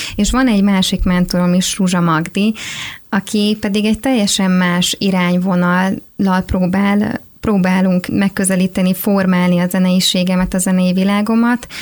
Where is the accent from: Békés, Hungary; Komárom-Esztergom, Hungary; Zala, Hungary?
Zala, Hungary; Tekenye; moved away as an adult; now in Budapest, Hungary; a faluban, ahonnan származom, Tekenyéről.